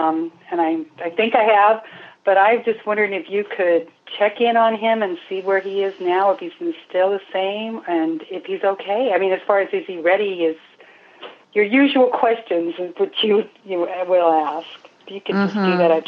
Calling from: Roseville, California, United States; I'm calling from Roseville, California.

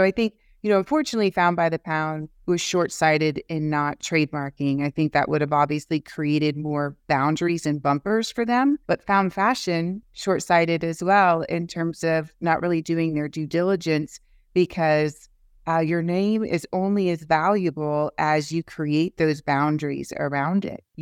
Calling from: England, United Kingdom; in Europe, I'm speaking from England

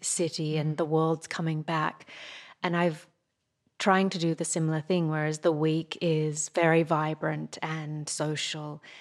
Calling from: New York, United States; I'm calling you from New York

